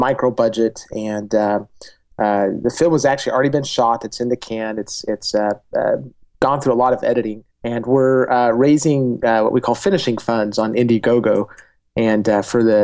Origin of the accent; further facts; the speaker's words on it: Argentina; moved away; I grew up in Argentina, where, I lived during a period of hyperinflation down there